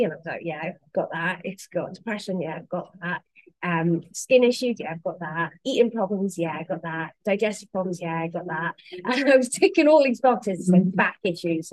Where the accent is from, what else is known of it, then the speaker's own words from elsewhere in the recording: Wales, United Kingdom; I'm the limpet from Wales